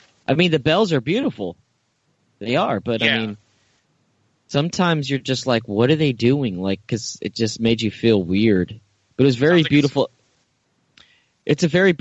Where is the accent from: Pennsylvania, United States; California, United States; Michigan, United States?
California, United States; Mill Valley; Mill Valley? My hometown